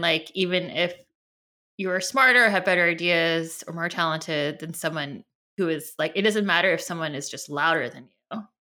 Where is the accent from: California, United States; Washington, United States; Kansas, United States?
California, United States; now in New York, United States; we're all from California and we've all lived in New York and we still live in New York